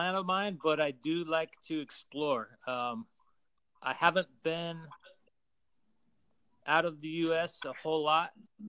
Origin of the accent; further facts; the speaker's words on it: Salt Lake City, Utah, United States; also born or lived in Seattle, Washington; now in Austin, United States; I am from Salt Lake City, Utah. That's in the middle of the country. It's a beautiful place. I've also lived in Seattle for a while.